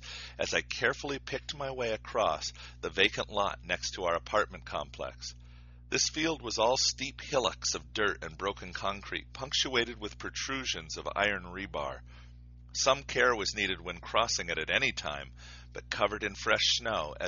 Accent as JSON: {"language": "English", "country": "United States", "moved": "as an adult", "lives_now": "Mongolia", "said": "I am an American"}